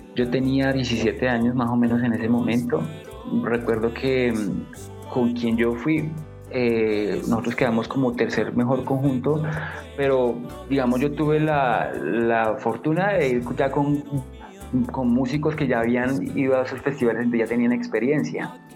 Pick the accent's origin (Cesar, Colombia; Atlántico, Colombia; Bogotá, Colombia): Bogotá, Colombia; siendo yo bogotano